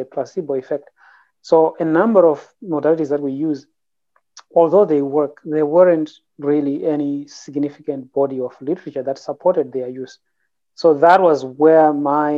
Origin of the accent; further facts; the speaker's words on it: Zimbabwe; moved away as an adult; now in Canada; I grew up in Zimbabwe, which is a former British colony